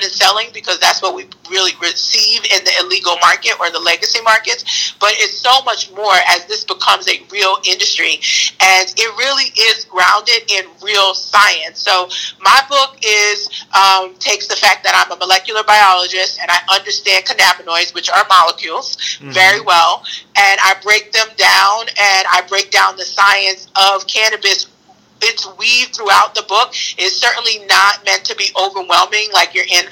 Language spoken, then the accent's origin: English; New York City, New York, United States; I'm from Brooklyn